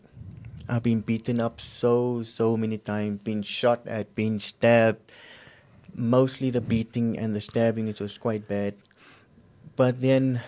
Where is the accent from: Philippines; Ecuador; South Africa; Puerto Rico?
South Africa; Cape Town, Western Cape; now in Centurion, South Africa; I'm actually from Cape Town. I'm from the Cape Flats.